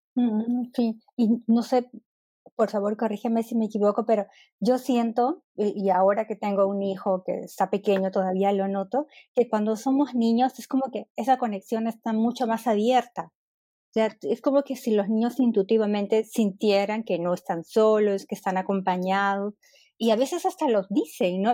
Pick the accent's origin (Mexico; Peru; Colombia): Peru; moved away as an adult; now in Berlin, Germany; yo soy de Perú y ya este año cumplo cinco años en Berlín